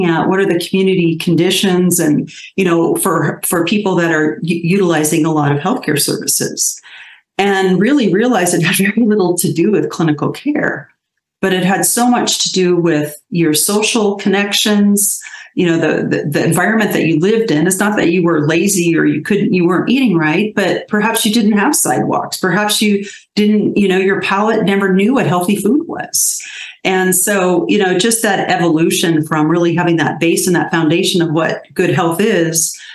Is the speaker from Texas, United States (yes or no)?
no; South Pasadena, California, United States; I was born and raised in South Pasadena